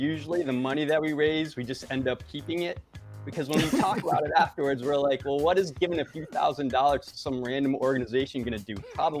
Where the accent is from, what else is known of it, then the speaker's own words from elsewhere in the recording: Connecticut, United States; And growing up in Connecticut, that was one of my favorite holidays.